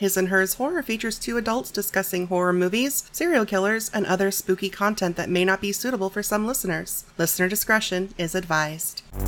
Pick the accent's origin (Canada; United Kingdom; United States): United States; Midwest; I've born and raised in the Midwest